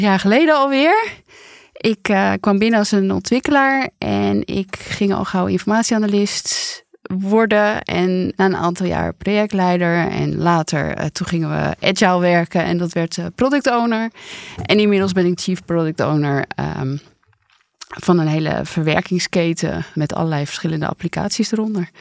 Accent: Randstad, Netherlands; ik kom gewoon uit de Randstad

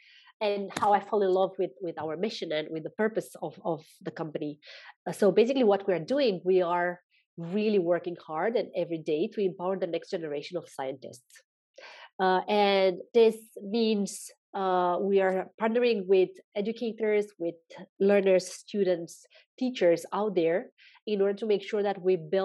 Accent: Romania; also born or lived in Mauritius; now in Spain; I'm from Romania. I'm currently living in Spain

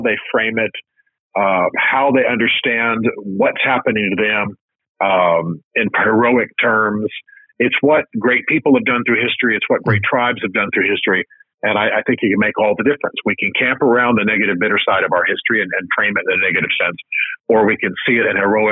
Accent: United States; I'm an American

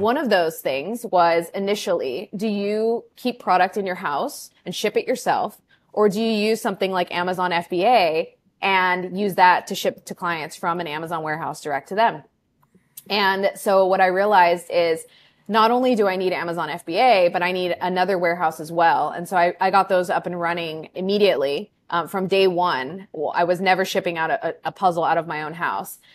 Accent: California, United States; moved away as an adult; also born or lived in Chicago; now in Peru; I'm actually from California, grew up there, then lived in Chicago for eight years, and am more recently have become a transplant to Peru in South America

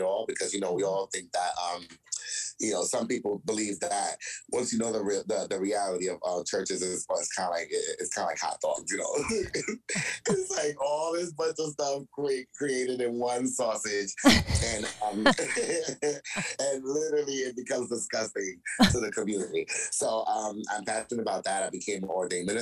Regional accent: New York City, New York, United States; moved away as an adult; also born or lived in Tarrytown, New York / Yonkers, New York; now in New Jersey, United States; I'm from New York, born in Tarrytown, raised in Brooklyn, lived the rest of my life in Yonkers, decided to move back to Brooklyn

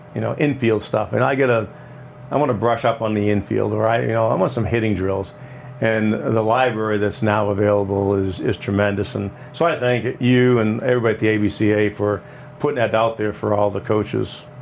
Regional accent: Maine, United States; moved away as an adult; now in Illinois, United States; I grew up in Maine

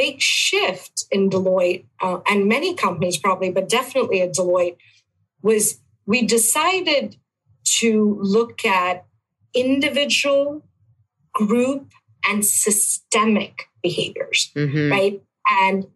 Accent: India; moved away as an adult; also born or lived in Buffalo, New York; now in United States; I am born and raised in India

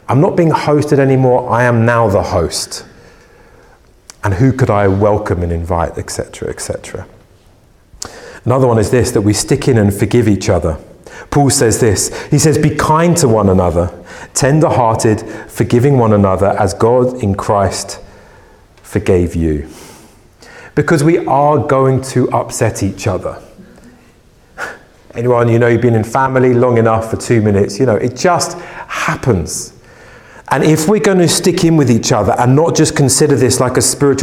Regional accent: United Kingdom; we're British

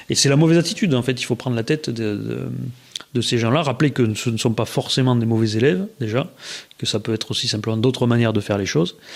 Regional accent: France; Alors, en, plus en tant que Français.

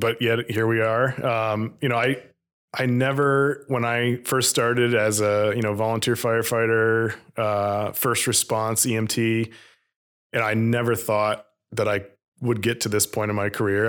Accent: Vermont, United States; growing up in Vermont

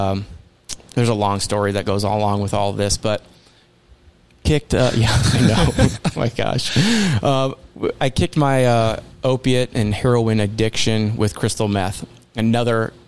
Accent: Phoenix, Arizona, United States; I grew up here in Phoenix

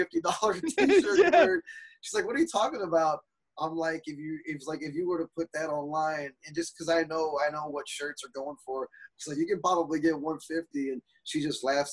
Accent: Texas, United States; as a Texan

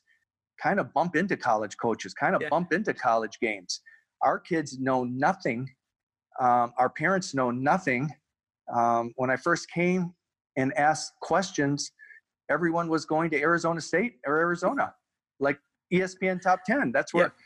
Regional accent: Canada; we're Canadian

